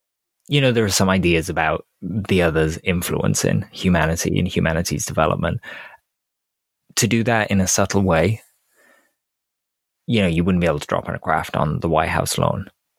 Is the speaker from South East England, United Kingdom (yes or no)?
no; Wales, United Kingdom; just being Welsh.